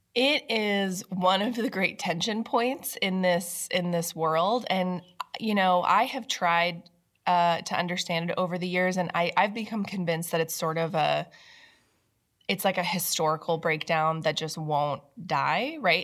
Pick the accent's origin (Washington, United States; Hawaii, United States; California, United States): Washington, United States; moved away; my home state of Washington State